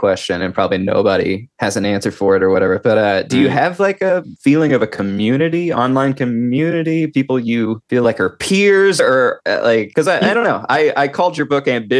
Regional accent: Oklahoma, United States; I also am from Oklahoma

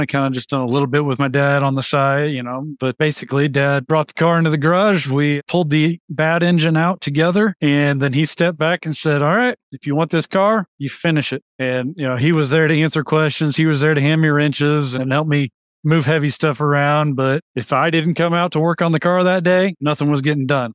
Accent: Wichita, Kansas, United States; located in Wichita, Kansas, which is my hometown

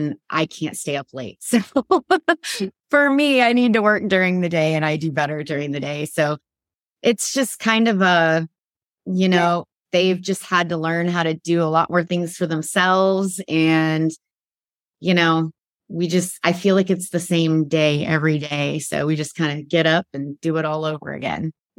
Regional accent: Midwest, United States; I grew up in the Midwest

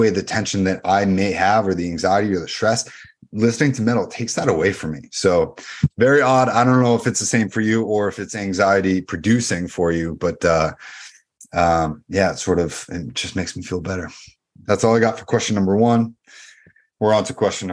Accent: Dover, New Hampshire, United States; I grew up in Dover, New Hampshire

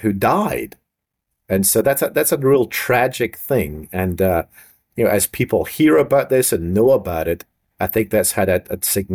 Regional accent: Scotland, United Kingdom; being Scottish

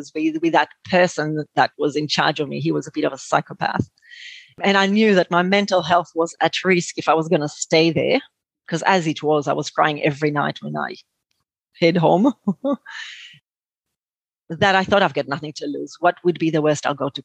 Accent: Israel; moved away as an adult; now in Australia; I was born in Israel, but I came to Australia after my army service

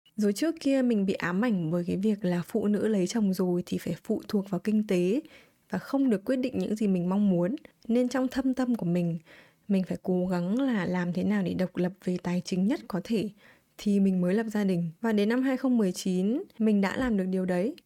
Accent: Vietnam; moved away as an adult; also born or lived in United States; những cái tín chỉ mình mang từ Việt Nam qua

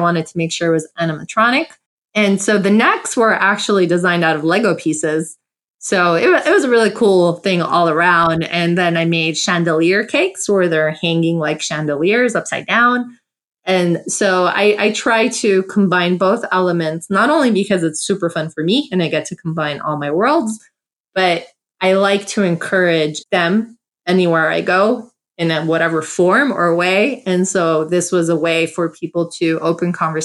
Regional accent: United States; I'm South American Armenian, born in USA

